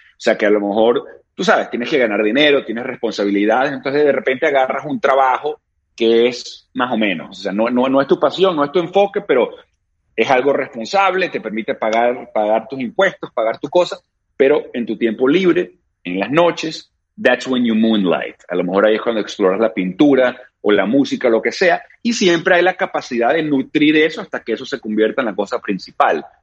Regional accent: Caracas, Capital District, Venezuela; yo me crié en Caracas, Venezuela. I was born in Venezuela

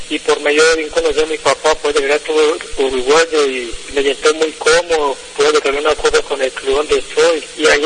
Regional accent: El Santuario, Antioquia, Colombia; Yo empecé desde pues, que entrenaba donde yo soy, de, de Santuario Antioquia, y ahí fui funcionando, voy pasando la Liga de Medellín

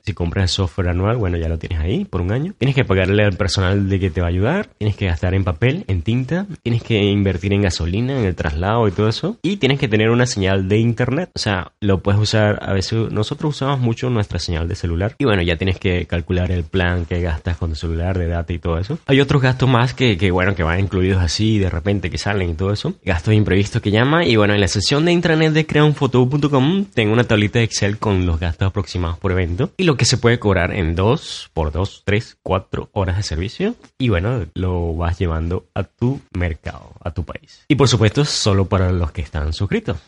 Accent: Maturín, Monagas, Venezuela; moved away; desde mi ciudad natal, Maturín

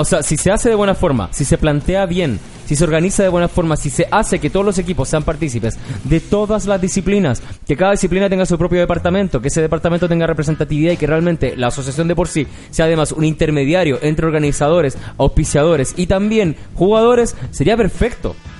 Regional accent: Chile; somos chilenos

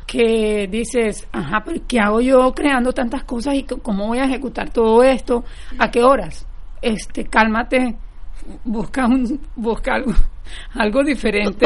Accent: Barranquilla, Atlántico, Colombia; now in Fort Lauderdale, United States; yo crecí en Barranquilla, Colombia

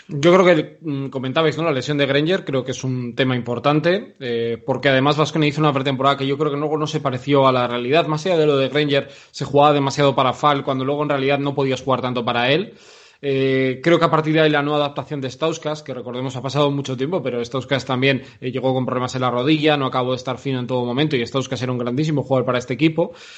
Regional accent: Vitoria-Gasteiz, Basque Country, Spain; yo nací en Vitoria

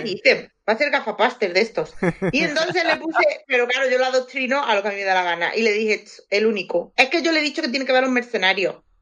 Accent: Andalusia, Spain; Yo soy andaluza

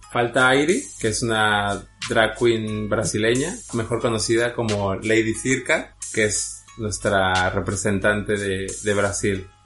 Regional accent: Guadalajara, Jalisco, Mexico; also born or lived in Mexico City; now in Madrid, Spain; Realmente nací en la Ciudad de México, pero bueno, crecí en la ciudad de Guadalajara, la perla tapatía

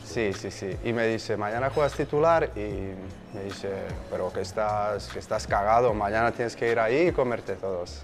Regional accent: Slovakia; Spanish is a second language; moved away as an adult; now in Mallorca, Spain; Mi sueño era jugar en mi pueblo, que a la época estaban en primera división de Eslovaquia

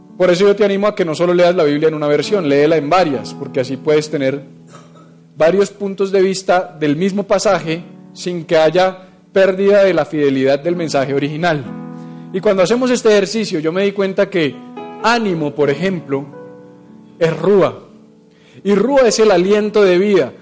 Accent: Bogotá, Colombia; Todos tenemos como buenos bogotanos

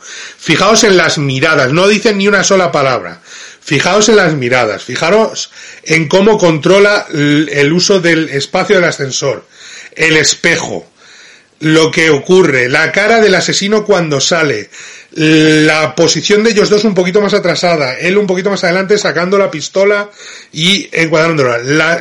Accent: Madrid, Community of Madrid, Spain; no es lo mismo como hablo yo, que soy de Madrid

